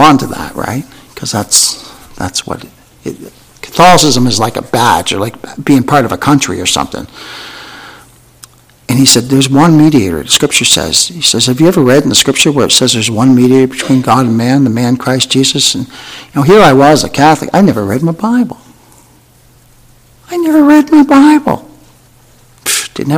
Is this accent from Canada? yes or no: yes; Canada; I'm Canadian.